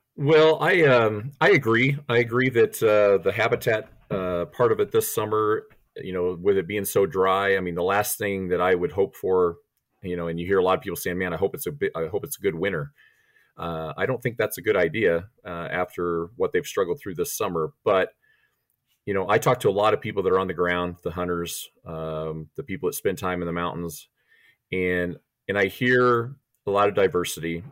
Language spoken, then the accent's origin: English; Big Timber, Montana, United States; born or raised there; also born or lived in Missouri / Missoula, Montana / Bitterroot, Montana